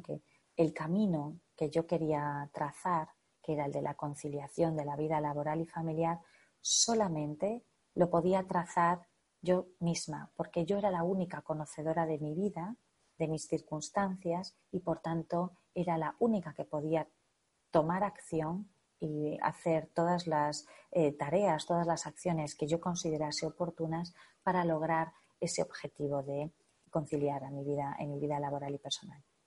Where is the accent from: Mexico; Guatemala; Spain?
Spain; northern Spain; en mi zona, en mi país, en el norte de España